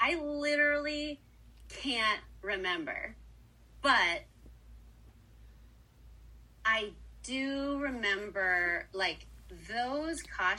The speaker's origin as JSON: {"language": "English", "region": "Pennsylvania", "country": "United States", "said": "so I'm from Pennsylvania, small town in Pennsylvania, and I grew up doing amusement park shows as my summer job"}